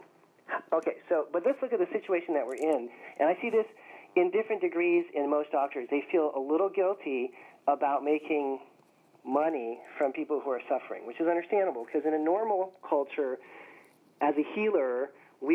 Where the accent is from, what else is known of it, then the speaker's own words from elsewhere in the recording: Berkeley, California, United States; I grew up in Berkeley, California